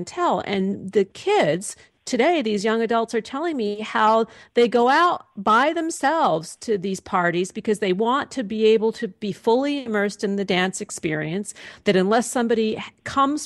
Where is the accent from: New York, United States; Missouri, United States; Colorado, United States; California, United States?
New York, United States; New York City; I grew up in New York City, I went to junior high and high school in Manhattan